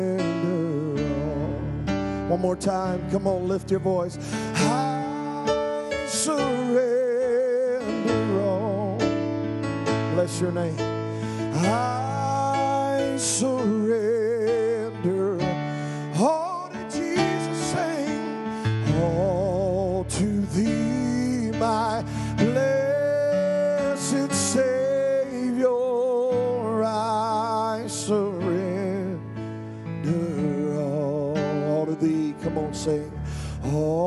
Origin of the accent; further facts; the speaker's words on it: North Carolina, United States; now in Willard, United States; Born and raised in North Carolina